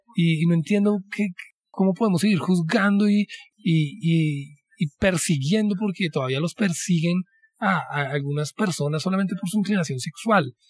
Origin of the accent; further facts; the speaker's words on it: Colombia; como colombianos